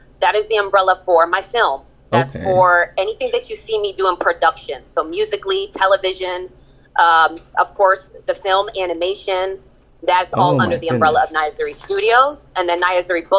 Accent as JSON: {"language": "English", "town": "Stamford", "region": "Connecticut", "country": "United States", "tie": "born or raised there", "also_born_or_lived": "Berlin, Germany", "first_language": "German", "second_language": "English", "said": "I grew up in Stamford, Connecticut"}